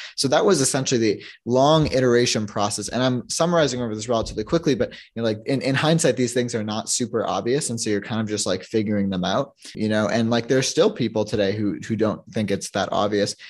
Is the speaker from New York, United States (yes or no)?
yes; New York, United States; now in Toronto, Canada; I'm a from Toronto, I grew up in New York, but I, I moved back to Toronto